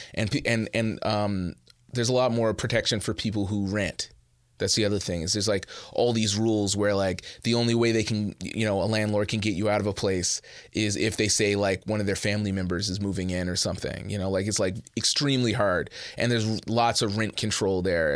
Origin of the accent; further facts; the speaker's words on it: Edmonton, Alberta, Canada; moved away as an adult; also born or lived in Montreal; now in Toronto, Canada; I am originally from Edmonton